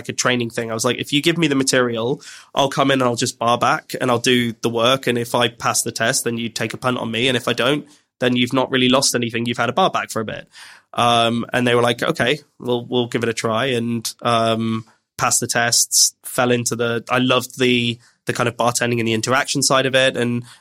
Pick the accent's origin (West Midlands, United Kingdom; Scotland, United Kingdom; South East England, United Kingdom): West Midlands, United Kingdom; Birmingham; now in London, United Kingdom; I grew up in Birmingham